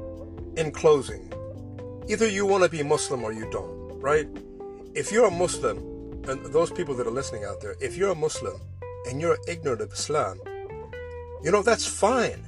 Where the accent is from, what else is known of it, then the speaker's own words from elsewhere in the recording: Pacific Northwest, United States; also born or lived in Southern California; we all packed up and went to the Pacific Northwest, where she remarried 4 years later, and actually grew up on a farm